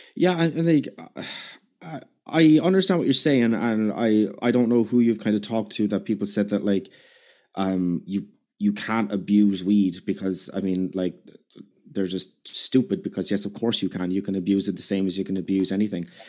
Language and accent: English; Ireland; I'm Irish